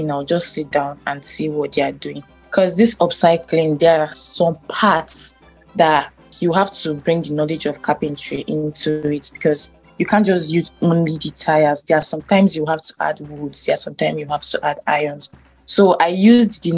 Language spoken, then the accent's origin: English; Benue, Nigeria; I'm from Benue State, right. Idoma by tribe.